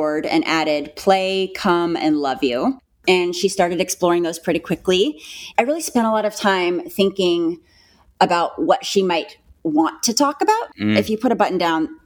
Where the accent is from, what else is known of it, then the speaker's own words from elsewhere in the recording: Pacific Northwest, United States; also born or lived in San Diego, California / Tacoma, Washington; I was born in San Diego, but I've been in the Pacific Northwest basically my entire life